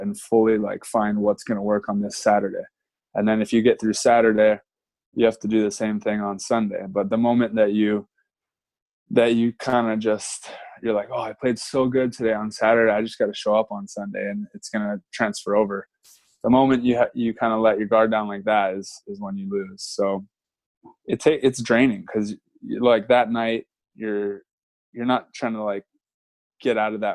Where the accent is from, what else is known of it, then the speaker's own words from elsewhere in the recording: Hawaii, United States; growing up in Hawaii